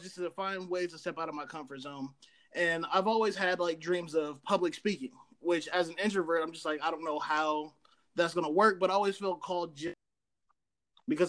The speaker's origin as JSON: {"language": "English", "town": "Columbus", "region": "Ohio", "country": "United States", "said": "I'm from Columbus, Ohio"}